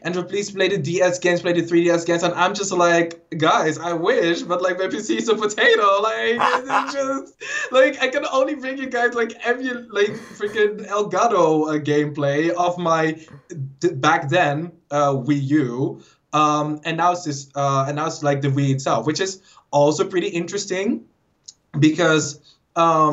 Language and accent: English; Netherlands; I'm Dutch.